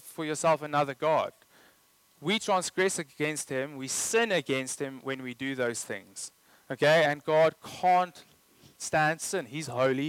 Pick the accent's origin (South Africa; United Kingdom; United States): South Africa; I'm South African